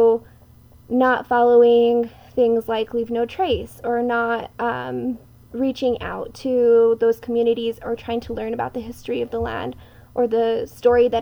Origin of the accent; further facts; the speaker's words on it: Nambe, New Mexico, United States; I'm from Nangbe Owinge, which is also known as the Pueblo of Nambe. It's one of six Tewa-speaking tribes in northern New Mexico